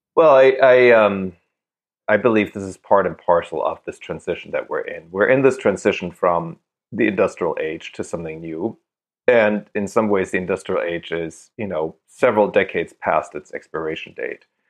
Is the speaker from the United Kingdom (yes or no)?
no; Germany; moved away; That's where I grew up.